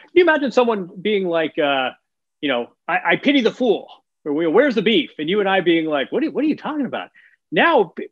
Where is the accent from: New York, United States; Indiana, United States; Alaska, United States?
Indiana, United States; Bloomington; Bloomington, Indiana, which is my hometown.